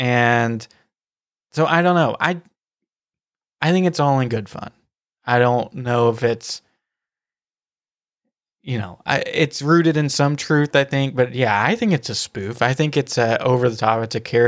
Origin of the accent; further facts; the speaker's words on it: the South, Southern United States, United States; accent: Southern; I try my very best to suppress my Southern accent when I'm speaking on the podcast and when I'm speaking to you guys in person. But sometimes it comes out to a certain extent.